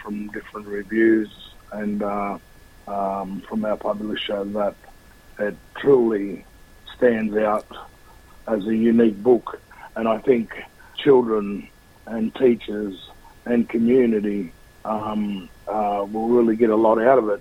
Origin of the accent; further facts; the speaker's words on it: Australia; Australians to be proud and to be very proud of who we are as a country